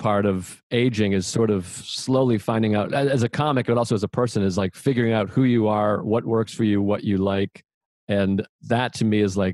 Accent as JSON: {"language": "English", "town": "Boston", "region": "Massachusetts", "country": "United States", "said": "I'm from Boston"}